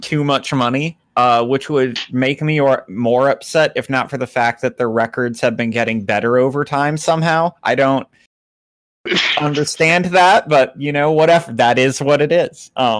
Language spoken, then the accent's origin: English; Appalachia, United States; As an Appalachian myself